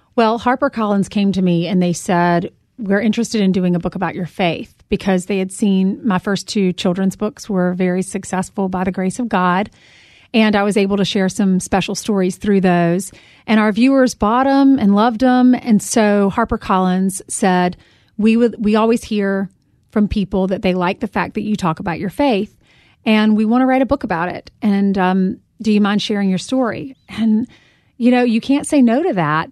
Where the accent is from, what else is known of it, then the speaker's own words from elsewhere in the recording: South Carolina, United States; moved away as an adult; now in New York City, United States; a girl from South Carolina